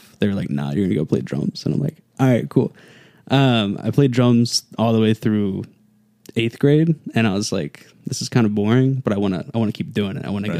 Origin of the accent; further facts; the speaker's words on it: Gore, Virginia, United States; also born or lived in Salisbury, Maryland; I grew up in Gore. I grew up in the woods, the sticks, riding four-wheelers and stuff.